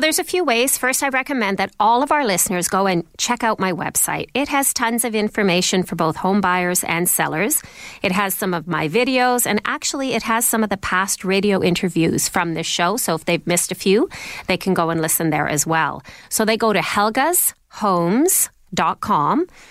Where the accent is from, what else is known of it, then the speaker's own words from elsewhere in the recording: Toronto, Ontario, Canada; first language Icelandic; English is a second language; also born or lived in Vancouver; my father soon realized that all the action was in Toronto, so he moved the family here, and I've lived my whole life in this city